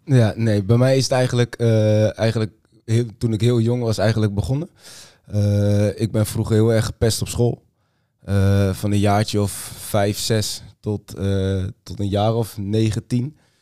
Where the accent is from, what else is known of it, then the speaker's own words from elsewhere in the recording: Utrecht, Netherlands; ik kom uit Utrecht